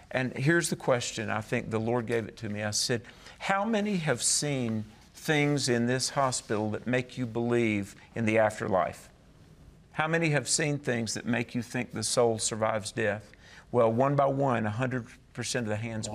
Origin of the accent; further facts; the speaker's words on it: the South, United States; I'm from the South